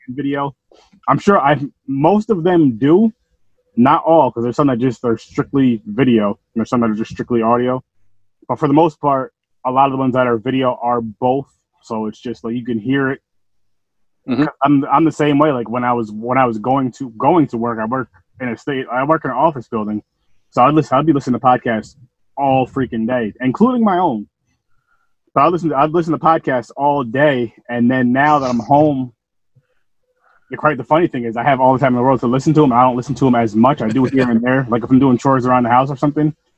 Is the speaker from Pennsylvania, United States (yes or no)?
no; Albany, New York, United States; I'm from Albany, New York.